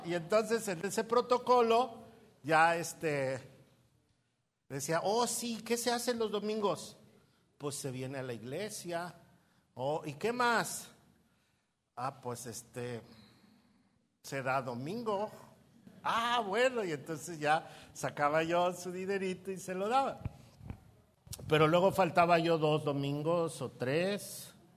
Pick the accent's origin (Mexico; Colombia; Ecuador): Mexico; Mexico City; moved away as an adult; now in Puerto Vallarta, Mexico; Yo soy chilango.